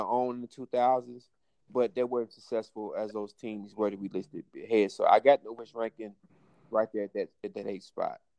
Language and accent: English; Pearl, Mississippi, United States; I'm from Pearl